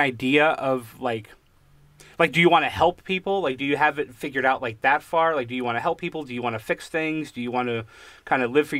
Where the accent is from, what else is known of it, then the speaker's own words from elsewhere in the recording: New Haven, Connecticut, United States; moved away; also born or lived in Pennsylvania; I was born in New Haven.